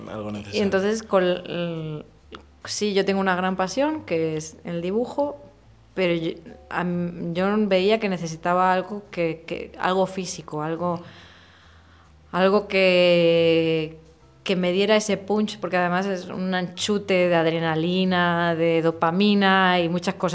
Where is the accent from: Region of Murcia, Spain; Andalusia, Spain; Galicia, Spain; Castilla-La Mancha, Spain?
Region of Murcia, Spain; Murcia; moved away; Bueno, yo soy de Murcia, evidentemente. Eh, y bueno, evidentemente no, porque tengo un acento bastante suavizado a día de hoy.